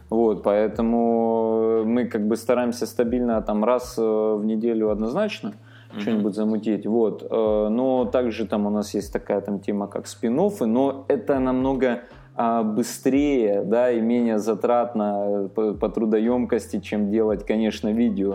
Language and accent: Russian; Armenia; сам армянин